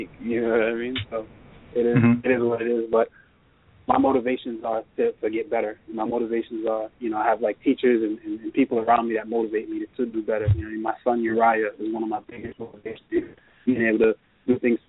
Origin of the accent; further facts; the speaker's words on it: Jamaica; moved away; growing up in Jamaica, I didn't really have a dad.